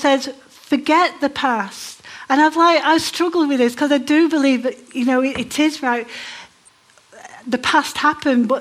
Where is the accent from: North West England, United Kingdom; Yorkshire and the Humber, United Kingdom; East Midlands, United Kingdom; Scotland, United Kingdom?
North West England, United Kingdom; Manchester; moved away as an adult; also born or lived in Democratic Republic of the Congo; But I grew up in Manchester.